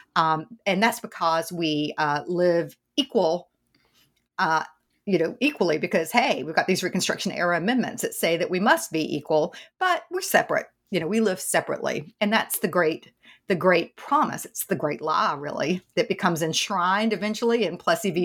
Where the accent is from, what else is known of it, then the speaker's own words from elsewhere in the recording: East Tennessee, United States; accent: Southern; I grew up in the South in East Tennessee.